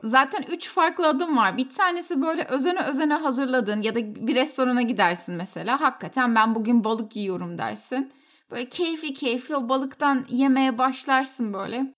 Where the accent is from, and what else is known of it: Turkey